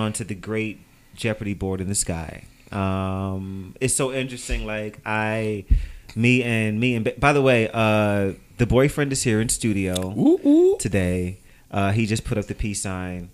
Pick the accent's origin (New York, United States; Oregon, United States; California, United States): New York, United States; New York City; I'm from New York